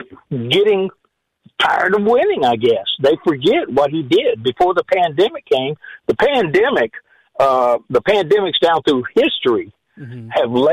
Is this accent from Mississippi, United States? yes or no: yes; Mississippi, United States; now in Lafayette, United States; I'm a transplant from Mississippi. I really love Lafayette.